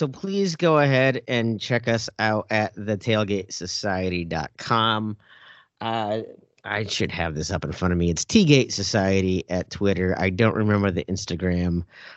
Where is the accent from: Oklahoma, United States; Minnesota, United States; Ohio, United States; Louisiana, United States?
Minnesota, United States; As a Minnesotan